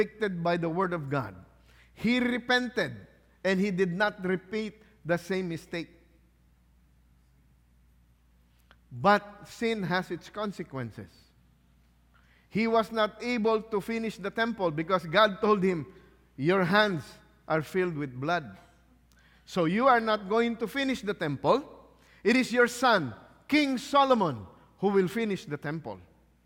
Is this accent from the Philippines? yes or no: yes; Philippines; I'm Filipino